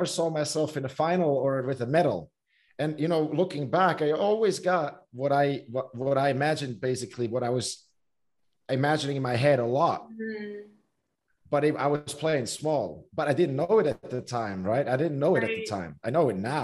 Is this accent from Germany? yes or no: no; Switzerland; growing up in Switzerland, swimming is not like a huge sport